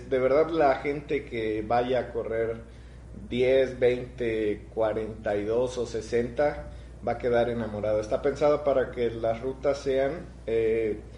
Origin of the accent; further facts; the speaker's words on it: Misantla, Veracruz, Mexico; Eh, yo soy de Misantla. Ahí crecí desde, yo creo, más de la mitad de mi vida he vivido ahí.